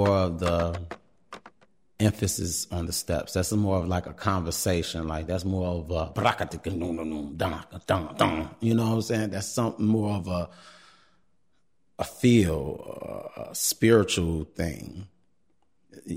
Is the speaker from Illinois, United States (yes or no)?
yes; Chicago, Illinois, United States; am from Chicago, born and raised, South Side, still on the South Side, in the Beverly area.